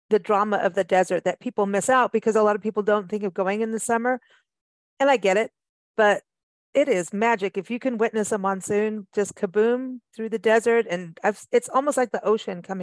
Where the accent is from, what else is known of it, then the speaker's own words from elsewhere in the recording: South Africa; also born or lived in Kenya / England; I mean, I grew up in South Africa and Kenya and England